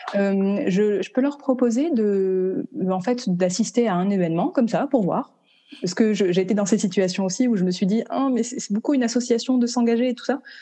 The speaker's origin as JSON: {"language": "French", "country": "France", "moved": "as an adult", "lives_now": "Vancouver, Canada", "said": "Je suis originaire de France"}